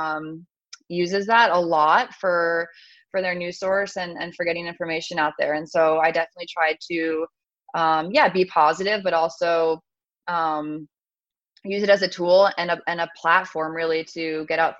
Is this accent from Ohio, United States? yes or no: no; New York, United States; moved away; I grew up in New York, and so we had pizza every Friday night